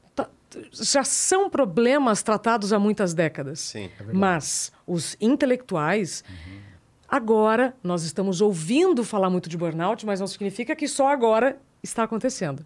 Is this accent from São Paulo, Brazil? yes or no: no; northern Paraná, Brazil; moved away; eu sou do Paraná, sou lá do norte do Paraná